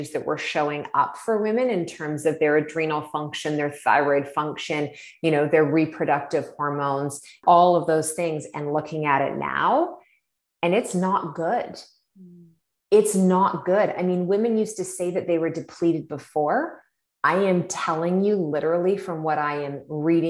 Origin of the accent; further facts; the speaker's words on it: Ontario, Canada; now in British Columbia, Canada; we're both from Ontario originally